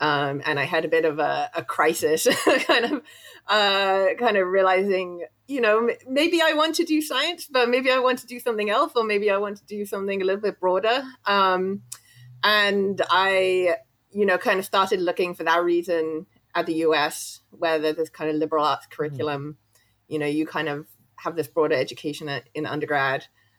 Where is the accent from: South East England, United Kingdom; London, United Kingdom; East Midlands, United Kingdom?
London, United Kingdom; So I was born in London. I grew up for the first kind of 18 years of my life. I lived in London.